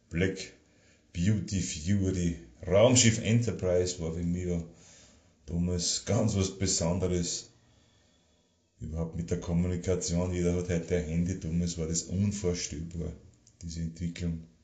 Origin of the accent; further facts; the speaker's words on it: Karlstein an der Thaya, Lower Austria, Austria; ich bin aufgewachsen im Waldviertel bei Karlstein und der Theier, da alte Schule gegangen.